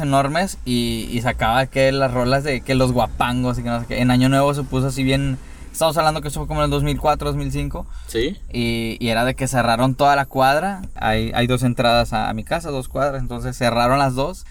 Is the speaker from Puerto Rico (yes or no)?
no; Monterrey, Nuevo León, Mexico; somos de Monterrey